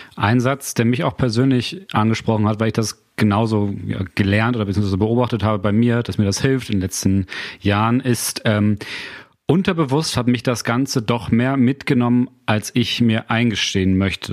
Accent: Germany; Ich komme ja aus, einem, aus, einem kleiner, aus einer kleinen Gemeinde vor Bremen.

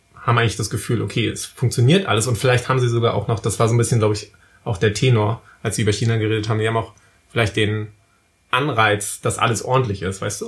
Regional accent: Wismar, Mecklenburg-Vorpommern, Germany; bei uns in Wismar

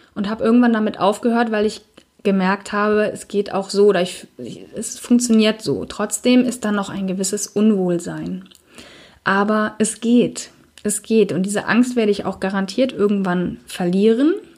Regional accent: Cologne, North Rhine-Westphalia, Germany; ich unterrichte ja auch Yoga hier in Köln in meiner Heimatstadt

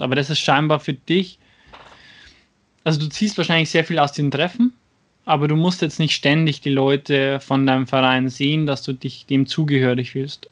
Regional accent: Schwandorf, Bavaria, Germany; aus meiner Heimatstadt, aus Schwandorf

